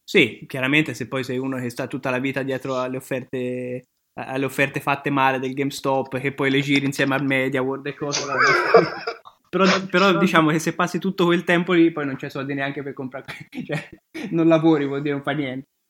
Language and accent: Italian; Tuscany, Italy; now in Milan, Italy; io sono toscano